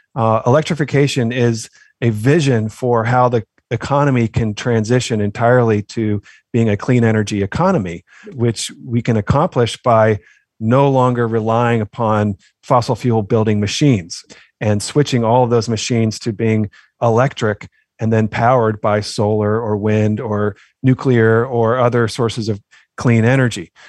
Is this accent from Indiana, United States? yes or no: no; Oakland, California, United States; now in Maryland, United States; growing up in Oakland, California.